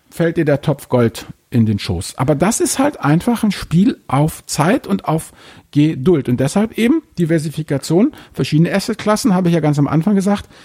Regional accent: Hamburg, Germany; ich muss jetzt hier mal als Hamburger doch mal hier ein maritimes Beispiel bringen.

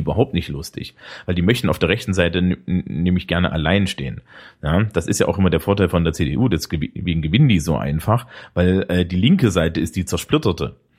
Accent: Eisenach, Thuringia, Germany; moved away; aus meiner alten Heimat Eisenach

